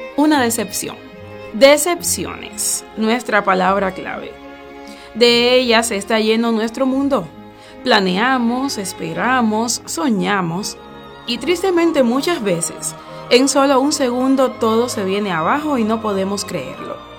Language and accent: Spanish; Cuba; Somos gente de Cuba.